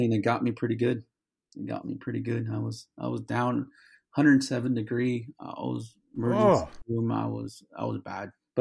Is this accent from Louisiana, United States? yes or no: no; California, United States; now in Atlanta, United States; I'm originally from California